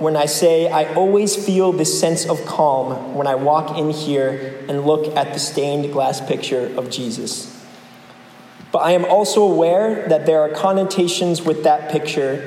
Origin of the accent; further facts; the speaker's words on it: New England, United States; I'm from New England, too.